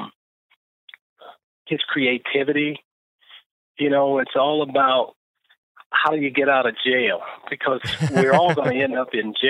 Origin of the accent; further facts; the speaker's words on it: Los Angeles, California, United States; when I was growing up in South Central Los Angeles, golf was never on the radar.